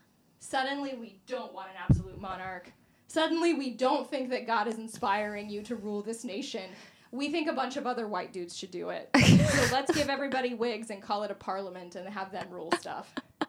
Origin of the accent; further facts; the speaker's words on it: Scotland, United Kingdom; I'm like, man, I'm Scottish to the bone